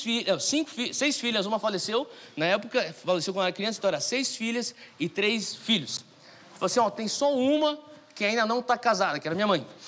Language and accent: Portuguese; São Paulo, Brazil; moved away as an adult; eu sou de São Paulo, nascido e criado em São Paulo